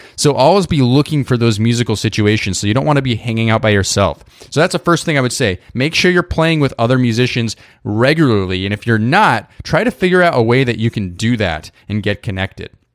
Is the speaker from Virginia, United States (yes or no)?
no; Idaho, United States; moved away; I grew up in Idaho